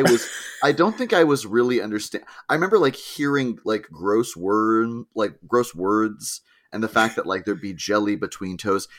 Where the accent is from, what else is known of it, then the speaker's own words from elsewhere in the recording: New Hampshire, United States; I grew up in New Hampshire, and there are just cemeteries everywhere